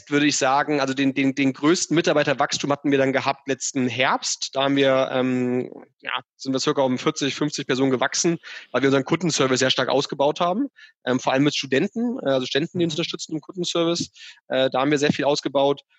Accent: Hamburg, Germany; dass nicht irgendwie meine Heimatstadt Hamburg überflutet ist äh, in, in zehn Jahren, weil da die Eiskappen komplett geschmolzen sind

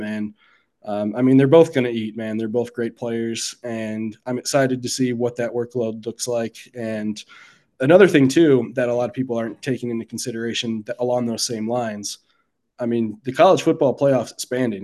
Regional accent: Midwest, United States; also born or lived in Mississippi; as a Midwesterner

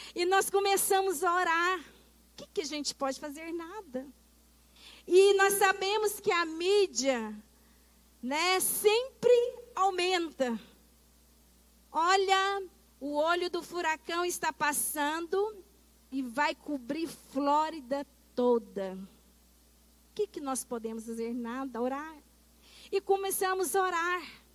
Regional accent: Brazil

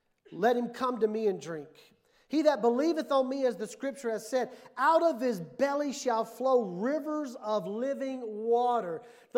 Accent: Mississippi, United States; moved away; also born or lived in New Mexico / Texas; growing up in Mississippi

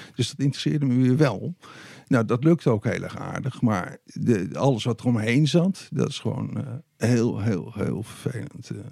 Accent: Deventer, Overijssel, Netherlands; in Deventer, waar ik ben opgegroeid

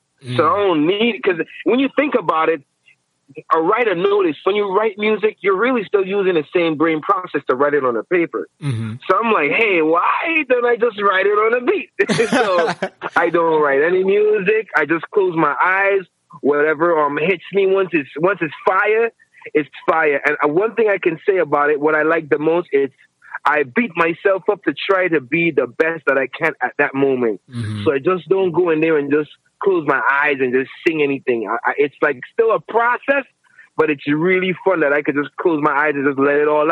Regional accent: Saint Croix, U.S. Virgin Islands; I hail from the U.S. Virgin Islands.

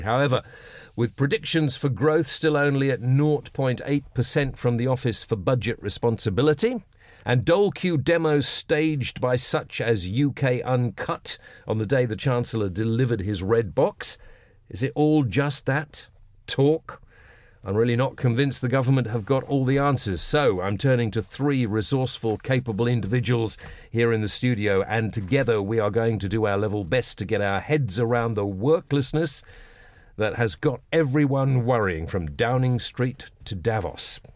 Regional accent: Epsom, South East England, United Kingdom; where I was brought up in Epsom in Surrey.

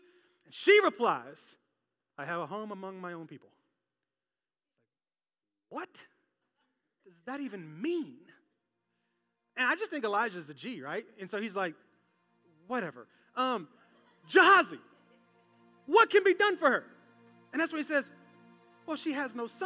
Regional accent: Memphis, Tennessee, United States; moved away; I came from Memphis in a Pentecostal church where people would get a little wild and a little crazy

